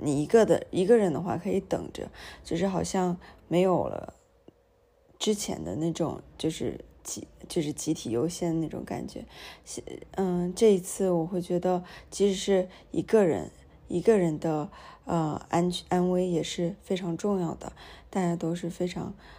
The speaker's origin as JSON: {"language": "Chinese", "town": "Nanjing", "region": "Jiangsu", "country": "China", "tie": "born or raised there", "said": "我从小不是在南京长大嘛"}